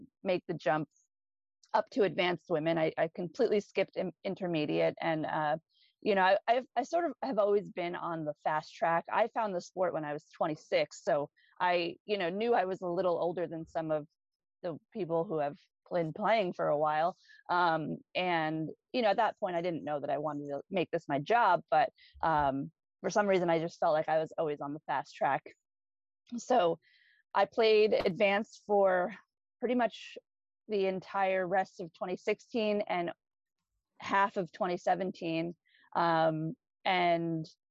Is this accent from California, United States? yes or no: no; New York, United States; moved away; I'm originally from New York